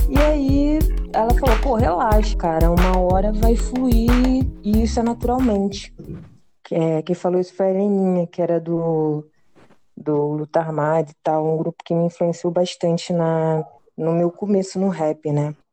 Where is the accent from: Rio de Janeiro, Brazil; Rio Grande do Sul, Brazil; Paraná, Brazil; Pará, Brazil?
Rio de Janeiro, Brazil; sou rapper, sou aqui de Campo Grande, Zona Oeste, é isso, eu acho.